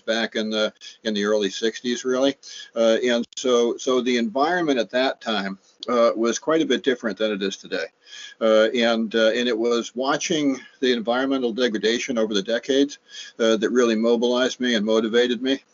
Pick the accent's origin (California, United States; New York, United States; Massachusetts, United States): Massachusetts, United States; Cape Cod; I'm a native Cape Codder. I was born uh, at the Cape Cod Hospital, uh, just uh, a few yards from where I, I grew up on Lewis Bay